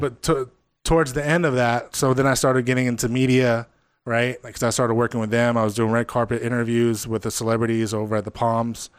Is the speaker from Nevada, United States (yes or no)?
yes; Las Vegas, Nevada, United States; I'm from Vegas